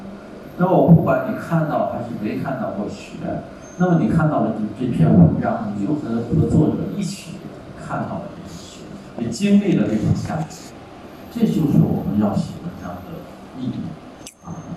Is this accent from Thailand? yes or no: yes; Thailand; Chinese is a second language; 那你要看雨的话，那不如在我们泰国看。泰国雨季的时候，一天好几场，对不对？